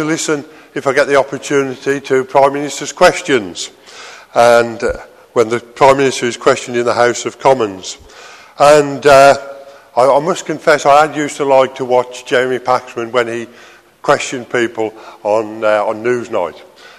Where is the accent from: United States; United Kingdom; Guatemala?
United Kingdom; being British